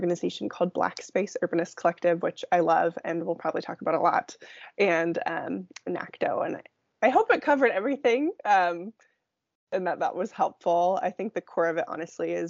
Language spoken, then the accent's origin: English; Silicon Valley, San Francisco Bay Area, California, United States; moved away as an adult; now in Seattle, United States; So I grew up in the Silicon Valley